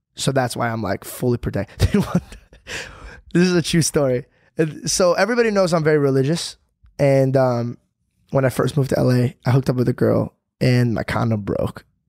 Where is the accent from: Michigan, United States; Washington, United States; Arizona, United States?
Arizona, United States; moved away; I came from Arizona